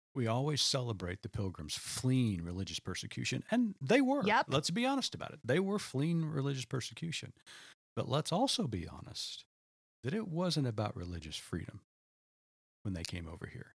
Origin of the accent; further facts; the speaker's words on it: Oklahoma, United States; I grew up in Oklahoma, and you know, we had storms growing up as a child